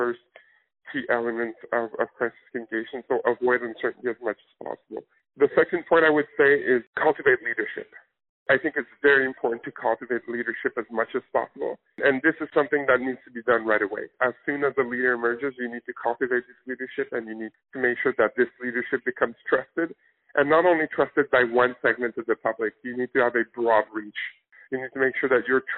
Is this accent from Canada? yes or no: yes; Canada; now in United States; my home country of Canada